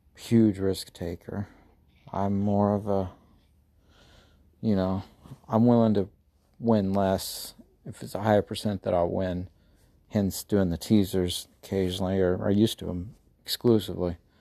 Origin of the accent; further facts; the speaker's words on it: United States; accent: Southern, Midwest; My, uh, my Southern accent probably came, well, whatever, Midwest, Southern.